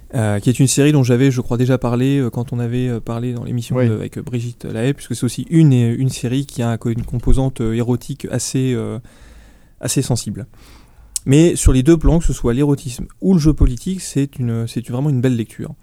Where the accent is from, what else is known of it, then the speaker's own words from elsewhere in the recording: France; chez nous, chez nous en France